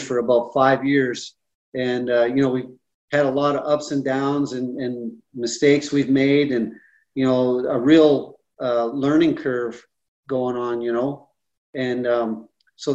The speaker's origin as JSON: {"language": "English", "country": "Canada", "tie": "born or raised there", "said": "growing up in Canada, you know, I was used to drinking rye whiskey"}